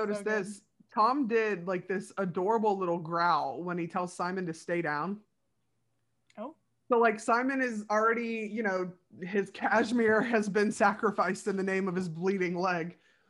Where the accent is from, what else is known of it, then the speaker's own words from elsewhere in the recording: United Kingdom; Are they like, I'm British, so I don't have a gun.